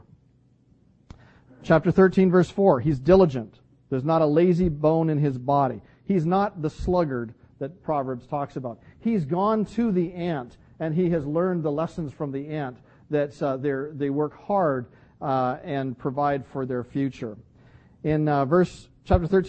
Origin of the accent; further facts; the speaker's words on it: Vancouver, British Columbia, Canada; growing up in Vancouver